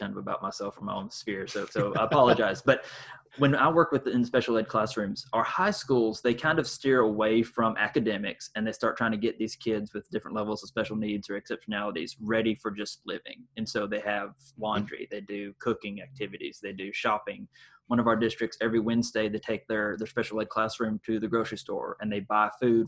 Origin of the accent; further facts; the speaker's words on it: the South, United States; growing up in the South